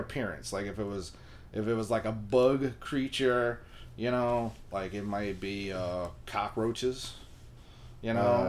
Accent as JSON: {"language": "English", "country": "Philippines", "said": "Well, I'm Filipino."}